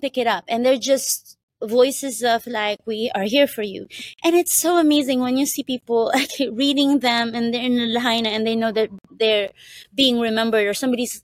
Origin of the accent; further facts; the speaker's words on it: Philippines; now in Hawaii, United States; I was born in the Philippines, and I grew up in a farm